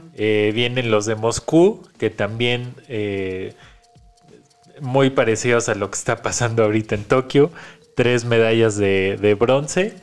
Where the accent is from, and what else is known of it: Mexico